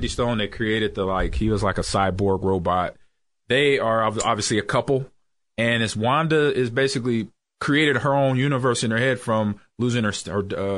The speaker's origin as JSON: {"language": "English", "town": "Los Angeles", "region": "California", "country": "United States", "tie": "born or raised there", "also_born_or_lived": "Nebraska", "moved": "yes", "said": "I grew up in Los Angeles."}